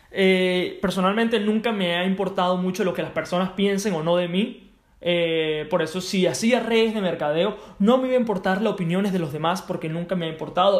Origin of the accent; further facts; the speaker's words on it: Venezuela; Yo soy de Venezuela.